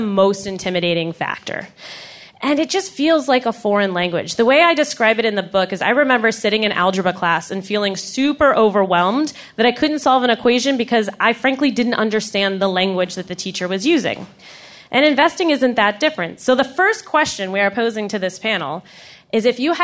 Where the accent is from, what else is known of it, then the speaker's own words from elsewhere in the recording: United States; I am an American